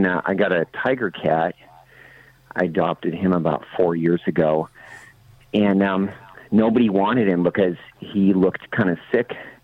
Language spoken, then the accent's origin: English; Midwest, United States; I grew up in the Midwest, and my dad was a farmer